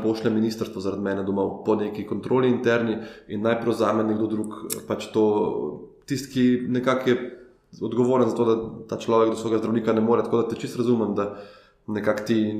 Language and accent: Slovenian; Ljubljana, Slovenia; kot Ljubljančan, ki živi v Ljubljani, odkar se je rodil